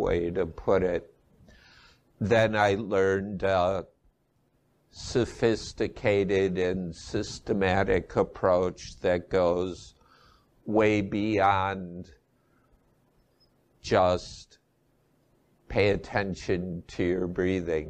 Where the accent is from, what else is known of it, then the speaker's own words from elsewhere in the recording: Midwest, United States; moved away as an adult; also born or lived in Asia; I was raised in the Midwest and I'm back living there after 20 years in Asia